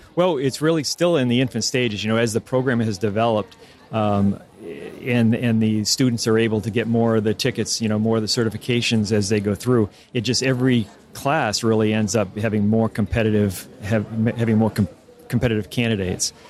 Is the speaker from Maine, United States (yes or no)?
yes; Maine, United States; moved away as an adult; somebody like me and so many others who were born and raised in Maine